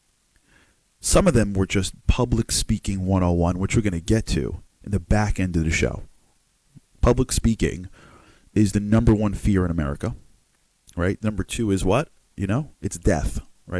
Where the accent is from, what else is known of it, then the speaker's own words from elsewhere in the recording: United States; I'm an American guy